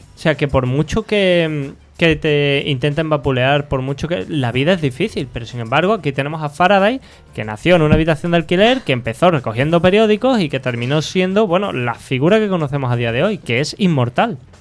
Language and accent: Spanish; Andalusia, Spain; los que somos andaluces